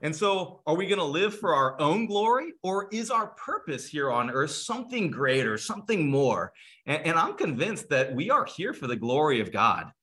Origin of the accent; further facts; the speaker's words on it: California, United States; now in Cleveland, United States; I'm from California originally